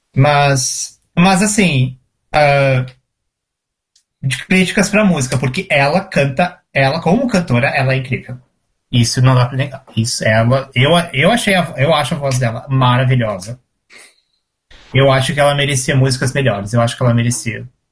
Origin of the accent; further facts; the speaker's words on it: Porto Alegre, Rio Grande do Sul, Brazil; moved away; eu morava em Porto Alegre, eu sou de Porto Alegre